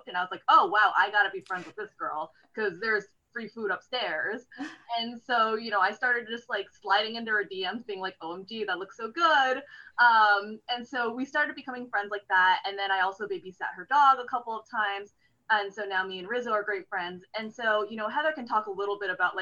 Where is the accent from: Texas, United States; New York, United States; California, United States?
California, United States; Fremont; I grew up in Fremont, California.